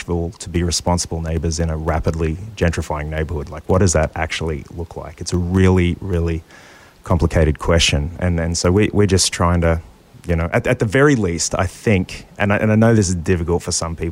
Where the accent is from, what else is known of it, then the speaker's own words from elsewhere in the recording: Australia; now in United States; I'm an immigrant from Australia